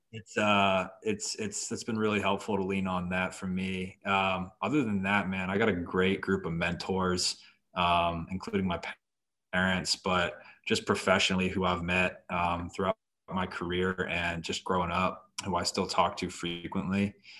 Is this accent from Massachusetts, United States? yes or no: yes; Boston, Massachusetts, United States; now in Florida, United States; I'm originally from Boston, so my father, um, raised us a Boston sports fan family